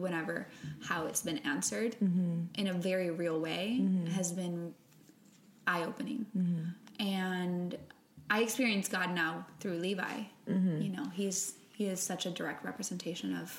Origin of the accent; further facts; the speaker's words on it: Puerto Rico; first language Spanish; English is a second language; moved away; I'm from Puerto Rico